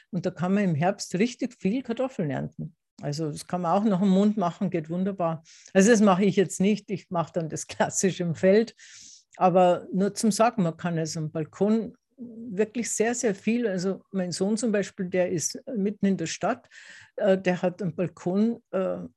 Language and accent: German; Tyrol, Austria; Das habe ich jetzt nicht in Tirol, in meiner Heimat, gelernt.